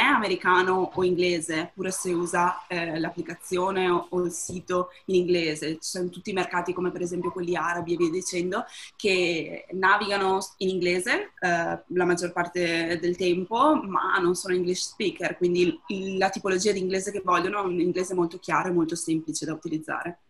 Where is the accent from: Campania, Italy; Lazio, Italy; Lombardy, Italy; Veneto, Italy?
Veneto, Italy; province of Treviso; moved away as an adult; now in Amsterdam, Netherlands; nata e cresciuta in provincia di Treviso, da quattro anni vivo ad Amsterdam